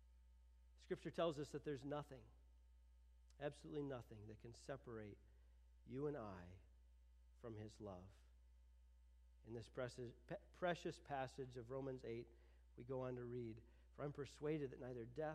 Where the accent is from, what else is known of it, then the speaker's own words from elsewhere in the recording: United States; I'm an American.